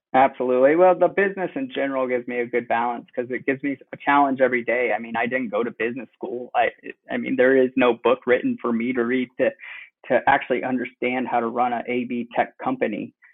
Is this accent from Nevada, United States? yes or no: no; Cleveland, Ohio, United States; moved away as an adult; also born or lived in Indiana / Bloomington, Indiana / Michigan / Denver, Colorado; now in Westfield, United States; I was born in Indiana, and then moved over to Cleveland area when I was around seven.